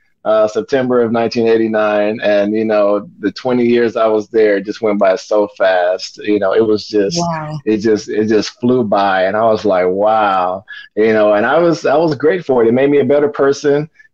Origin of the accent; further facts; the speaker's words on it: Kansas City, Kansas, United States; I was born in Kansas City, Kansas back in 1970, you know, and just grew up in the inner city in Kansas, you know, went to Wyandotte High School, graduated from there in 88